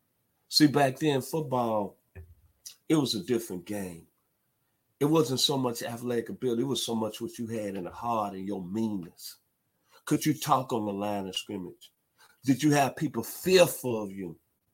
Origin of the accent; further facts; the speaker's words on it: Memphis, Tennessee, United States; moved away; also born or lived in Fayetteville, Arkansas; I come from a neighborhood of South Memphis in my hometown of Memphis, Tennessee.